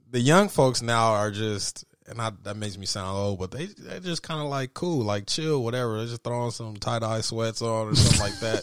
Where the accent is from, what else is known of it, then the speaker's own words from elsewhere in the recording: Denver, Colorado, United States; growing up in Denver